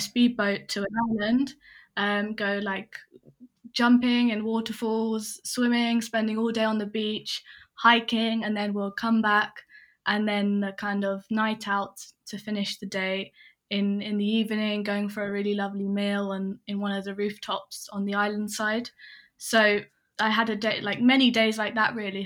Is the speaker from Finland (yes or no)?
no; England, United Kingdom; also born or lived in Hong Kong; I'm English and I grew up mainly in England